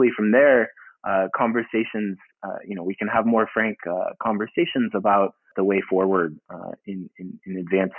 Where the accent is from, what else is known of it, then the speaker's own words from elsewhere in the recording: St. Louis, Missouri, United States; I grew up in St. Louis, Missouri